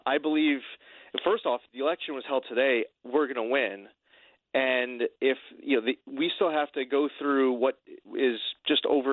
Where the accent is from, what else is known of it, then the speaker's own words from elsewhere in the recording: United States; I'm an American. I'm a proud American